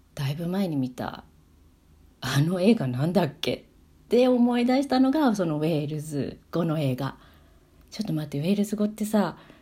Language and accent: Japanese; Tokyo, Japan; moved away as an adult; also born or lived in Wales; now in Sweden; 私あの東京の渋谷出身だったので